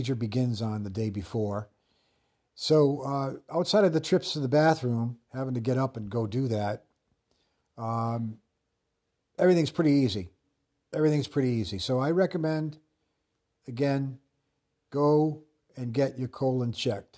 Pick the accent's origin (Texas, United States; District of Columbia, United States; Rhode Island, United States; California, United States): Rhode Island, United States; Pawtucket; growing up in Woodlawn